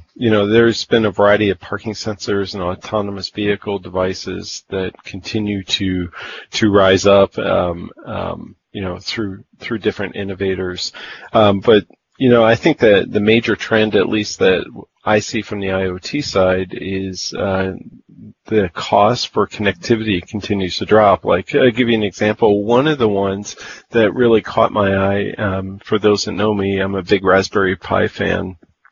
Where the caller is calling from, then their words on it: Midwest, United States; I'm calling in from Studio 515 in the Midwest. Frozen Midwest, I might add.